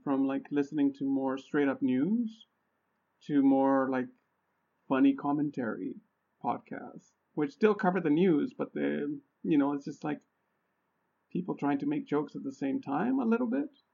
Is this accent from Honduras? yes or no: yes; Honduras; moved away; I'm originally from Honduras, right? And I get like little snips, snippets of information from family about what's going on over there